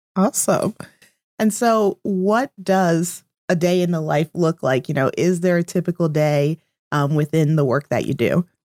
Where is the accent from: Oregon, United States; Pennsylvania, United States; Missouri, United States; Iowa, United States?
Pennsylvania, United States; Easton; I grew up in Easton